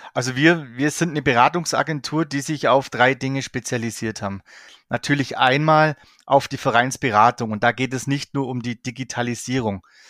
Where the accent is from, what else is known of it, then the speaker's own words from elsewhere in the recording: Allgäu, Bavaria, Germany; ich komme aus dem Allgäu